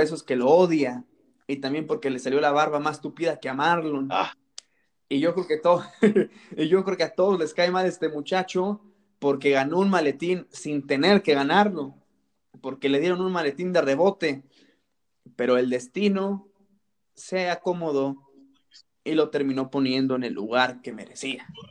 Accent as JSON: {"language": "Spanish", "town": "Salamanca", "region": "Guanajuato", "country": "Mexico", "said": "yo soy de Salamanca, Guanajuato"}